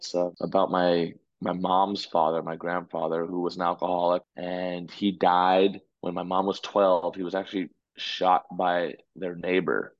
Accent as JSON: {"language": "English", "region": "Connecticut", "country": "United States", "tie": "born or raised there", "also_born_or_lived": "Orlando, Florida", "moved": "yes", "lives_now": "New York, United States", "said": "when I was six, I moved to Connecticut and raised most of my life there."}